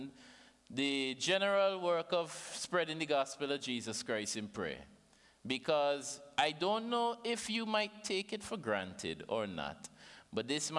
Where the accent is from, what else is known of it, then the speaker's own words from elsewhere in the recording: St. Vincent & Grenadines; from St. Vincent and the Grenadines. Everybody understand my accent, right?